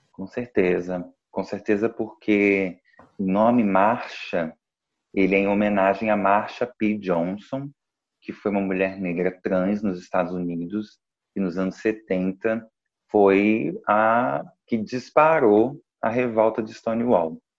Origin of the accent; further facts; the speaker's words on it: Duque de Caxias, Rio de Janeiro, Brazil; Eu sou do Rio de Janeiro, sou de Duque de Caxias